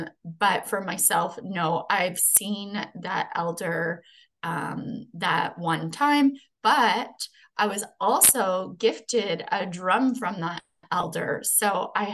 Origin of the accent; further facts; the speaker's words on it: Treaty 1, Manitoba, Canada; now in Niagara region, Canada; But I'm originally from Treaty 1, Manitoba, where I was born and raised